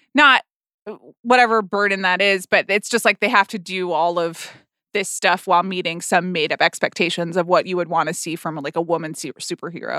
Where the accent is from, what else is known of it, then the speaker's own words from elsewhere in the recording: Atlanta, Georgia, United States; moved away; I grew up in Atlanta, which is, uh, the Coca-Cola town